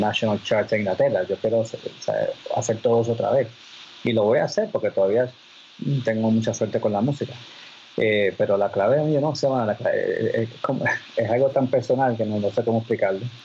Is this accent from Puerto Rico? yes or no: yes; Puerto Rico; moved away